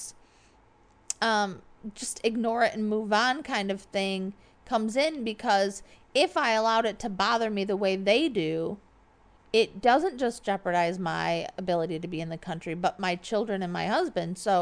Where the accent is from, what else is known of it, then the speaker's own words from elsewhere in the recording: United States; moved away; I'm an American